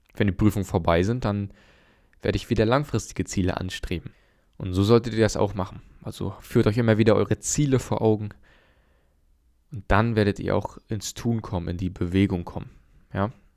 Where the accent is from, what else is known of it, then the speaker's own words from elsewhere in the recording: Germany; bei uns in Deutschland